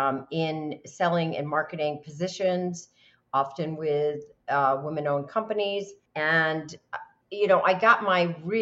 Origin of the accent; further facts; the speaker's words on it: New York, United States; I knew if I could sell as a New Yorker, if I could sell my services as a broker to cattle ranchers, that I was good.